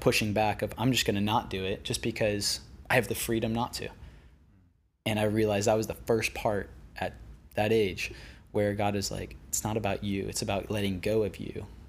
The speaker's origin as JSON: {"language": "English", "town": "West Palm Beach", "region": "Florida", "country": "United States", "tie": "born or raised there", "moved": "as an adult", "lives_now": "Venice, United States", "said": "I grew up on the East Coast in West Palm Beach"}